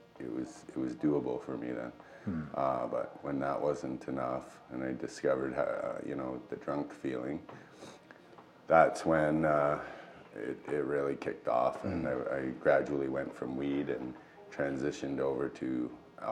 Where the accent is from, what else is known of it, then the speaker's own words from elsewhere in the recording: Mississauga, Ontario, Canada; also born or lived in Toronto; I was born in Ontario, Mississauga. Grew up in Mississauga in Toronto